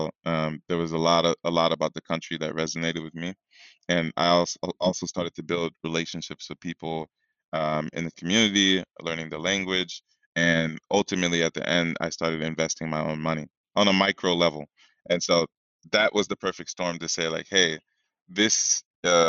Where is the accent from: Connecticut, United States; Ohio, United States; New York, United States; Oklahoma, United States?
New York, United States; moved away as an adult; also born or lived in Africa (ancestry); I'm from here. I was born in New York, but like my people are from here, my family, forever